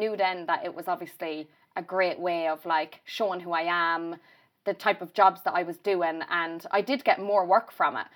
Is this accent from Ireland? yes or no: yes; Ireland; if I did come home and I'd go to, say, Mullingar or Rutland, that's where I'd always go on a night out